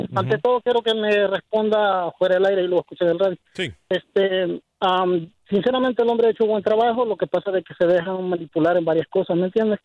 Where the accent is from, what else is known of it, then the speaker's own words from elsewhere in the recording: El Salvador; now in Dallas, United States; Yo soy salvadoreño